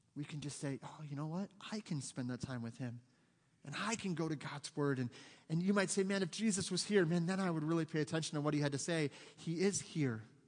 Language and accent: English; United States; we're Americans